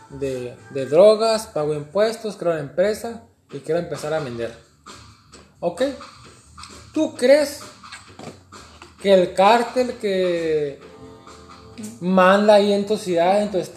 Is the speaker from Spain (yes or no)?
no; Mexico; now in Canada; pues, sabes que yo soy latino, mexicano, vivo en Canadá.